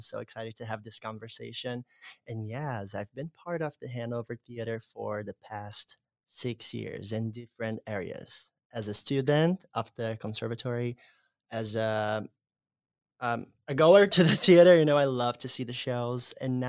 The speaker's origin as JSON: {"language": "English", "country": "Brazil", "said": "I remember coming here to see Cinderella in 2016, the same year that I came from Brazil."}